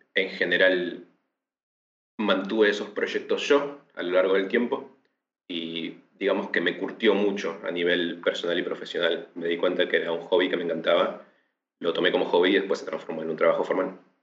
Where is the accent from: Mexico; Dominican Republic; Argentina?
Argentina; Patagonia; now in Buenos Aires, Argentina; soy del sur de la Argentina, de la Patagonia